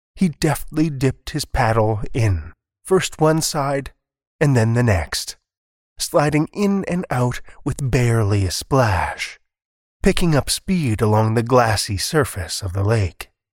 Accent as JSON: {"language": "English", "region": "Alberta", "country": "Canada", "tie": "born or raised there", "moved": "yes", "lives_now": "Saskatchewan, Canada", "said": "I spent most of my formative years in Alberta, I was born in Saskatchewan, and I moved back a little over a dozen years ago"}